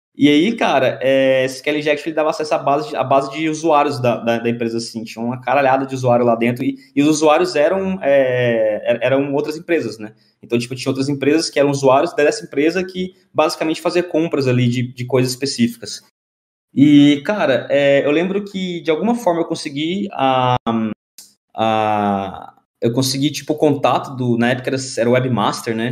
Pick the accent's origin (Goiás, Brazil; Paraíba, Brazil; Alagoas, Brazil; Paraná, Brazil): Goiás, Brazil; Goiânia; moved away as an adult; now in São Paulo, Brazil; eu sou de Goiânia